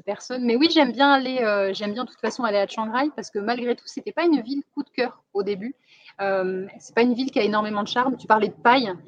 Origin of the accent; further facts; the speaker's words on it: France; accent: French; now in Thailand; Mon accent français